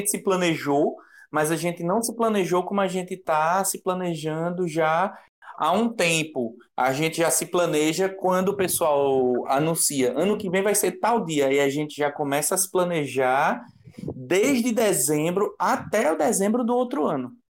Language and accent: Portuguese; Recife, Pernambuco, Brazil; A gente é de Recife.